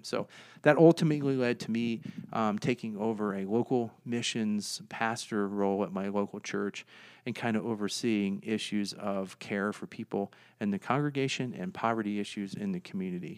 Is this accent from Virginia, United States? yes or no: yes; Virginia, United States; moved away as an adult; now in Fort Collins, United States; I'm from Virginia.